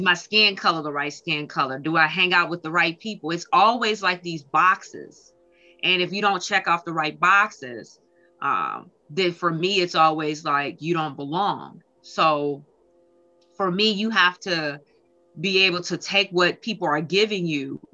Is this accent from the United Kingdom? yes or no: no; Minneapolis, Minnesota, United States; moved away as an adult; now in Detroit, United States; I grew up actually in Minneapolis, Minnesota. I moved here to Detroit, Michigan, probably about 15 years ago